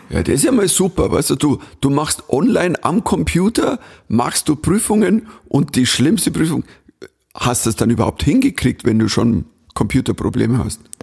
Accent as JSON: {"language": "German", "region": "Bavaria", "country": "Germany", "accent": "Bavarian", "said": "ich bin Bayer"}